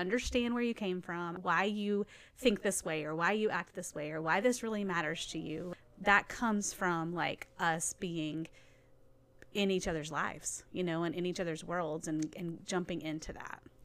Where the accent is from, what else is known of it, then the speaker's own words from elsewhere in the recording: Nashville, Tennessee, United States; I grew up in Nashville